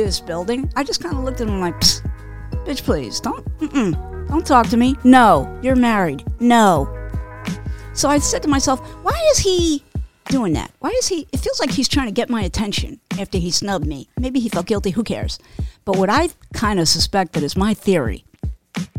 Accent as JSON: {"language": "English", "town": "New York City", "region": "New York", "country": "United States", "said": "I'm from Queens originally"}